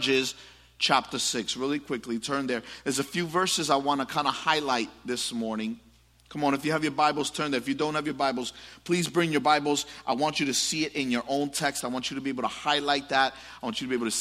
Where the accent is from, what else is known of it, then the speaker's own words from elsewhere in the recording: New York City, New York, United States; I grew up in the Bronx, and it was not always pretty